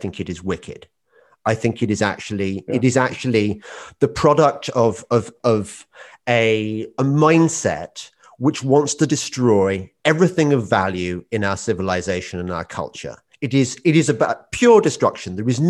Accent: England, United Kingdom; That's because I'm from the Midlands too, so I understand

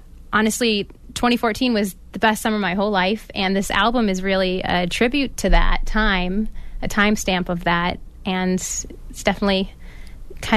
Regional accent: Salem, Massachusetts, United States; I grew up in Salem, Massachusetts

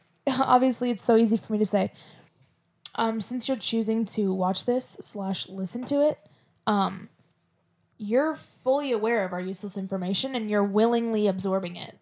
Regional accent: Florida, United States; if I don't have a Florida accent, then what the fuck do I have?

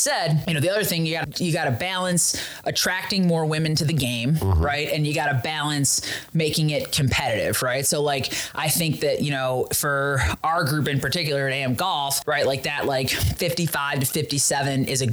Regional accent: Chicago, Illinois, United States; as a Southsider, right? Born and raised on the South Side of Chicago

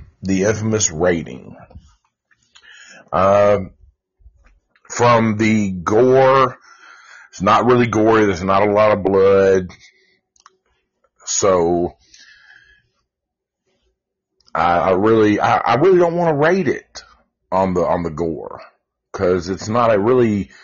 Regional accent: Antioch, United States; we grew up in Antioch

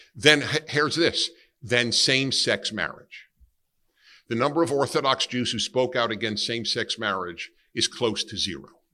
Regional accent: New York City, New York, United States; born or raised there

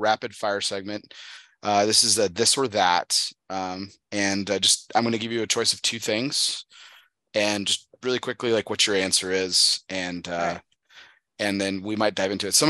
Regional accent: El Paso, Texas, United States; now in Dallas Fort Worth area, United States; I grew up in El Paso on the other side of the state, where I grew up in dry heat

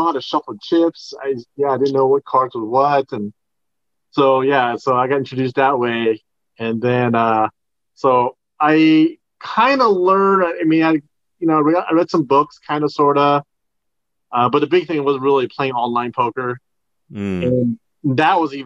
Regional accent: San Francisco, California, United States; moved away as an adult; now in Las Vegas, United States; Born and raised in San Francisco

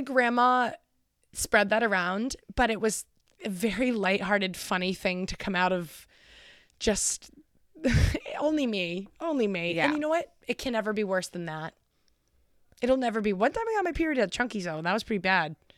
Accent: Concord, New Hampshire, United States; I'm graduating from Concord High, also known as the Crimson Tide

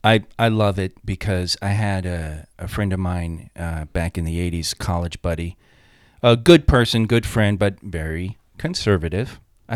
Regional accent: New York, United States; I'm from New York

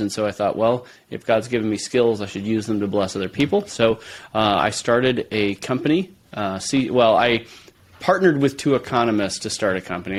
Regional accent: San Francisco Bay Area, California, United States; moved away as an adult; now in Moscow, Idaho, United States; I grew up in San Francisco Bay Area

